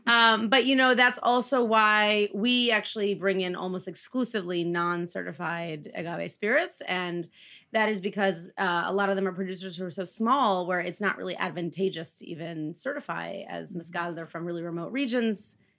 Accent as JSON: {"language": "English", "region": "Indiana", "country": "United States", "lives_now": "New York, United States", "said": "But being from Indiana and living in New York, people do think I'm from Iowa, but I am not."}